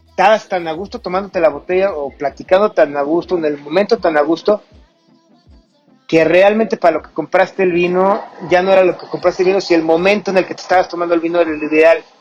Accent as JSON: {"language": "Spanish", "country": "Mexico", "said": "como mexicanos"}